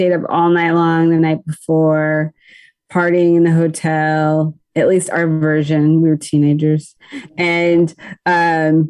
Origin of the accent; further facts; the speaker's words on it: Upper Marlboro, Maryland, United States; I'm from Upper Marlboro, Maryland